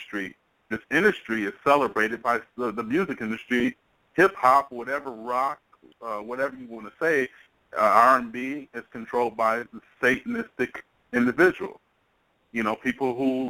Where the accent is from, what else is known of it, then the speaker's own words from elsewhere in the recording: Pontiac, Michigan, United States; I know I'm from Michigan. I'm from Pontiac, Michigan